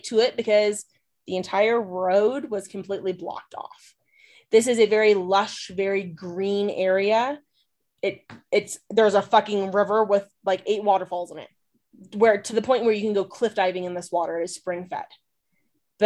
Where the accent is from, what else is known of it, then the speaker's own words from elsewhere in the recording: Texas, United States; moved away; I'm a Texan